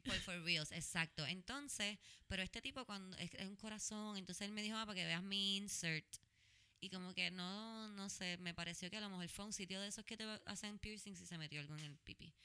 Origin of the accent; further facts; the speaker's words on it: San Juan, Puerto Rico; Yo soy de San Juan